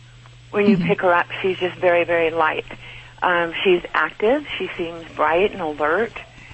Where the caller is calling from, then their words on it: Stephenville, Texas, United States; I'm calling from Stephenville, Texas.